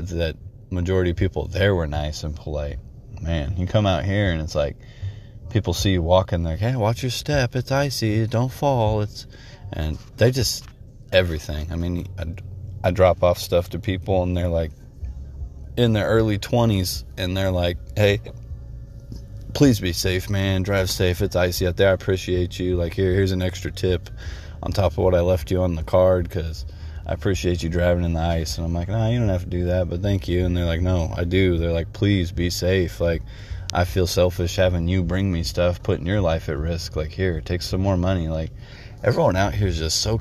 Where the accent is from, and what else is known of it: Texas, United States